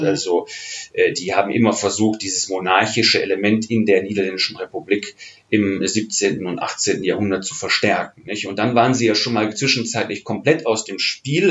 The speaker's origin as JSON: {"language": "German", "town": "Oberhausen", "region": "North Rhine-Westphalia", "country": "Germany", "tie": "born or raised there", "also_born_or_lived": "The Hague", "lives_now": "Cologne, Germany", "said": "in Oberhausen, das ist mein, mein Geburtsort und die Stadt, in der ich aufgewachsen bin, im westlichen Ruhrgebiet"}